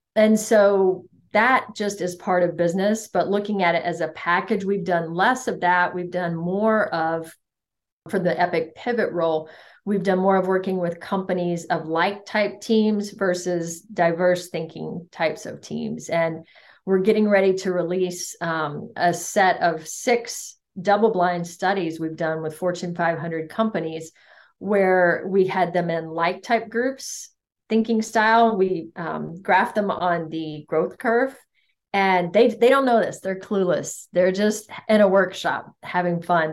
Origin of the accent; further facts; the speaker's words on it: United States; I was an anomaly as an American